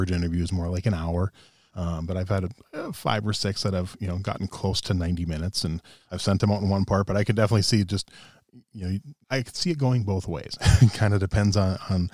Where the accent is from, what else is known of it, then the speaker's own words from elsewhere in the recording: Minnesota, United States; I grew up in Minnesota